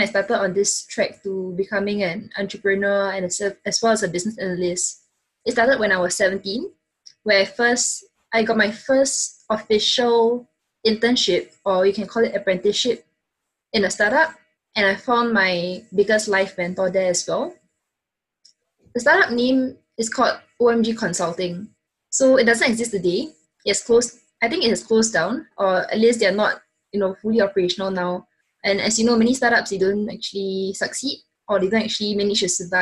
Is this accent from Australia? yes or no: no; Singapore; being a Singaporean